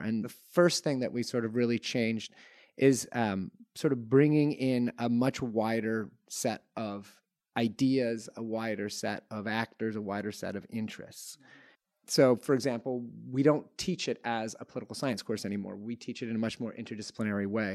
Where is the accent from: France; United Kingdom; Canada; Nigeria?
Canada; I grew up in Canada in nineteen nineties